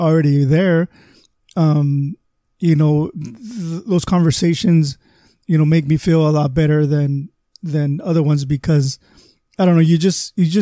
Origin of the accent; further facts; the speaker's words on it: Calexico, California, United States; also born or lived in Mexicali; since I was raised here in Calexico